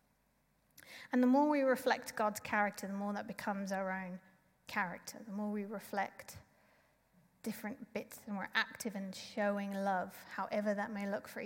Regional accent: South Africa; being South African

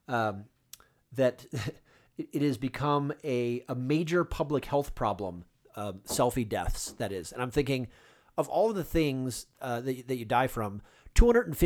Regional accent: Cleveland, Ohio, United States; moved away; I grew up in the Cleveland, Ohio area

